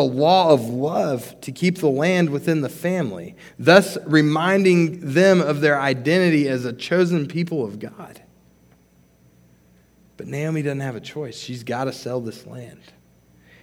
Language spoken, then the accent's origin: English; New Mexico, United States; moved away; I'm from New Mexico, so growing up, we'd go to Santa Fe sometimes